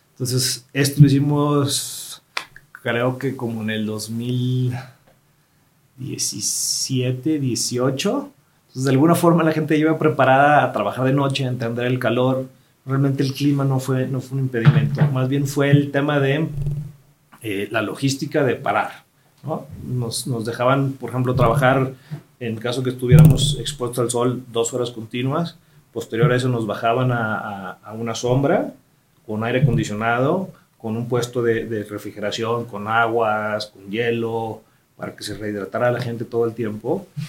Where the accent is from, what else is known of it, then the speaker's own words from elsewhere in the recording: Mexico; nosotros como mexicanos